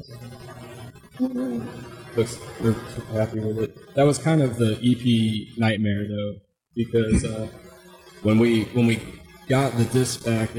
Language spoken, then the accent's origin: English; Raleigh, North Carolina, United States; also born or lived in Ohio; I'm originally from Raleigh. I went to college in Ohio